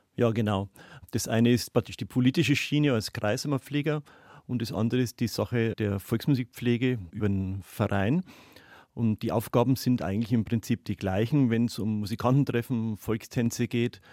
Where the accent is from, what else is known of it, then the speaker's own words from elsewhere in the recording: Neumarkt in der Oberpfalz, Bavaria, Germany; now in Oberhembach, Germany; Ich bin gebürtiger Neumarkter und habe einmal gedacht, ich werde da wohnen bleiben